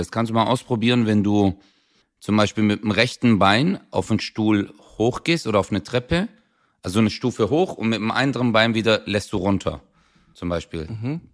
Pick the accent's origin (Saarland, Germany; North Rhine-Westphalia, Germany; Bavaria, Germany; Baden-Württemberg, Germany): Baden-Württemberg, Germany; Swabia; ich bin Schwabe